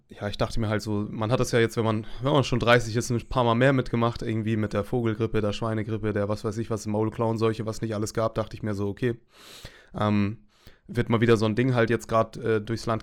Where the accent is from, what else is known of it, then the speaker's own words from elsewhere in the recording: Flensburg, Schleswig-Holstein, Germany; born there; ich bin 88, 89 in Flensburg